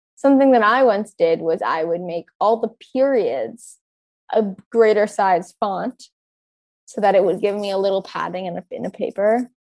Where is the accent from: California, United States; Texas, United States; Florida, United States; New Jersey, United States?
California, United States; Orange County; I grew up in Orange County